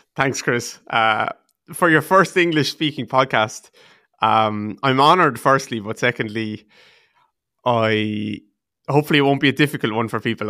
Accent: Waterford, Munster, Ireland; I'm from a place called Waterford in the southeast of Ireland, just about two hours south of Dublin.

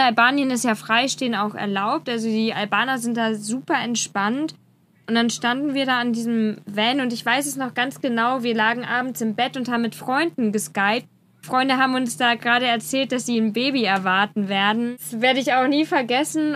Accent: Germany; wir als Deutsche

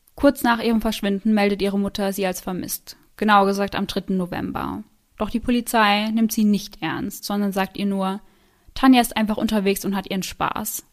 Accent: Germany; bei uns in Deutschland

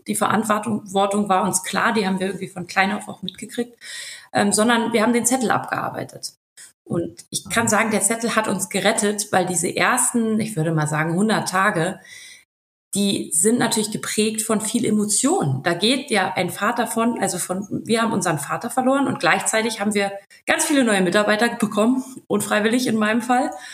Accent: Berlin, Germany; also born or lived in Switzerland; Wir sind ja auch Berliner

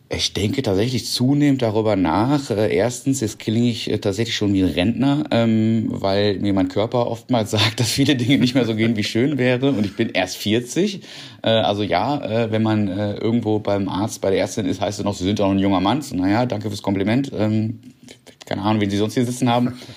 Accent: North Rhine-Westphalia, Germany; moved away as an adult; now in Berlin, Germany; Ich komme vom Niederrhein, also vom kleinen Dorf

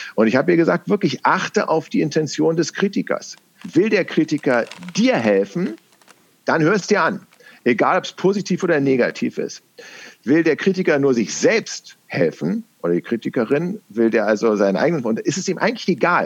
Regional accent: Berlin, Germany; accent: West Berlin; meine Herkunft, dass ich im Westen Berlins, weil es gibt einen Unterschied zwischen Westberlinerisch und Ostberlinerisch

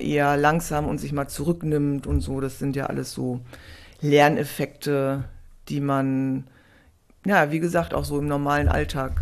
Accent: Essen, North Rhine-Westphalia, Germany; also born or lived in Freiburg / Heidelberg / Bad Oldesloe; now in Hamburg, Germany; also ganz ursprünglich aus Essen.

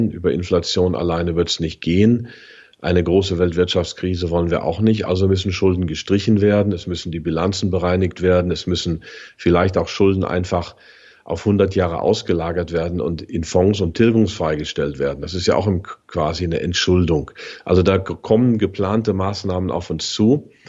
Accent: Germany; Und das sind wir nun mal als Deutsche

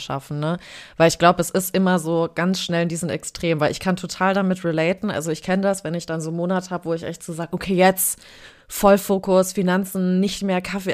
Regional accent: Frankfurt, Hesse, Germany; ich bin in Frankfurt im Taunus aufgewachsen

